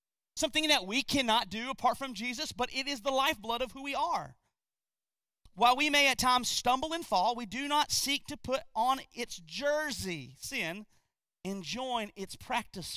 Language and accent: English; North Carolina, United States; also born or lived in Gastonia, North Carolina; I'm from North Carolina too. I actually used to live in a place called Gastonia